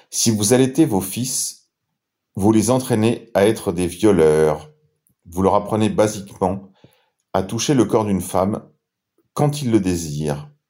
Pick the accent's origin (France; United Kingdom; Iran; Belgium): France; Souvenez-vous que c'est grâce à elle que nous sommes chrétiens et probablement aussi grâce à elle que nous sommes français.